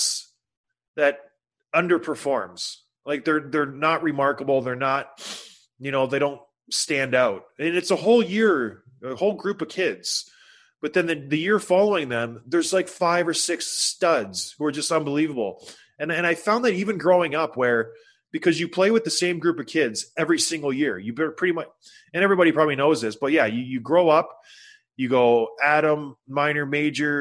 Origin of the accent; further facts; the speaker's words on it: St. Catharines, Ontario, Canada; I grew up in St. Catharines